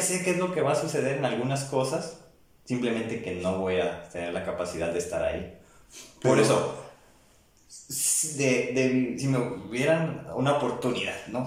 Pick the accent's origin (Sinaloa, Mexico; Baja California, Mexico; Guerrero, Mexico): Baja California, Mexico; Tijuana; haber nacido en estos tiempos y en México, ¿no? aquí en Tijuana, donde yo nací